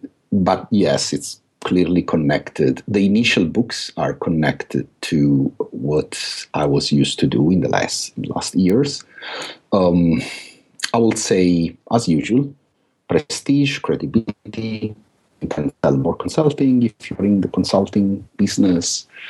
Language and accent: English; London, United Kingdom; I believe part of the reason is because I'm from London.